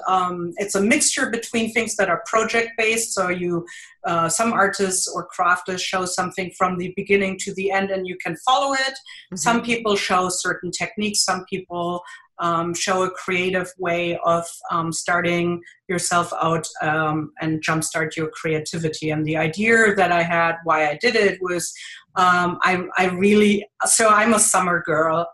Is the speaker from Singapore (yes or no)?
no; Germany; accent: thick German; English is a second language; moved away as an adult; now in Jersey City, United States; I have a thick German accent because I am originally from Germany. I live in uh, New Jersey, Jersey City